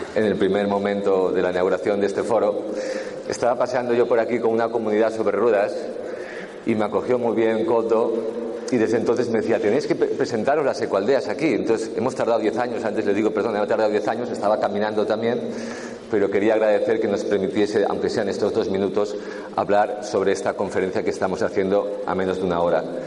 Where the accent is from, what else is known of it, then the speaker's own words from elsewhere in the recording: Catalonia, Spain; como soy catalán